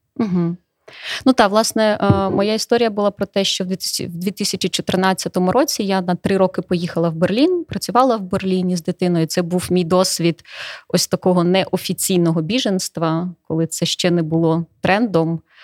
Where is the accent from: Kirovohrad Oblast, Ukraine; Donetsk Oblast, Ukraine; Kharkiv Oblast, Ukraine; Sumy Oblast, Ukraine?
Donetsk Oblast, Ukraine; moved away as an adult; now in Ivano-Frankivsk, Ukraine; я з Донецької області